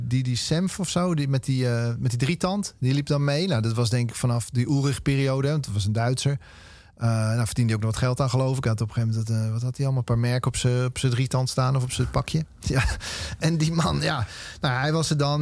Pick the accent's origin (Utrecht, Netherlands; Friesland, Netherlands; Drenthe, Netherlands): Utrecht, Netherlands; Amersfoort; opgegroeid in Amersfoort